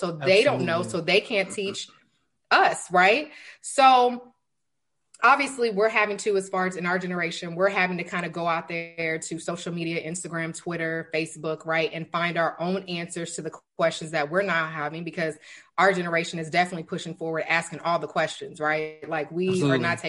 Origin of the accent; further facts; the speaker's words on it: Denton, Texas, United States; I'm from Denton, Texas, but I currently live in Texas City.